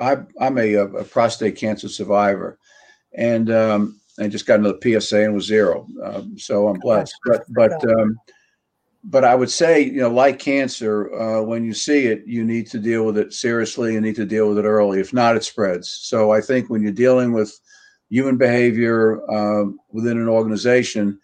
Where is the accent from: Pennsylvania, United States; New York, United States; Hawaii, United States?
New York, United States; New York City; the way you and I were raised in Queens, the environment we were raised in, we were nurtured in a community, both in an apartment